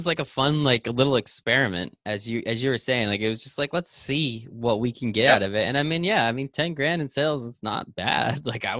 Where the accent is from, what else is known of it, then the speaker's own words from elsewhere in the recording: New Jersey, United States; I grew up here in New Jersey.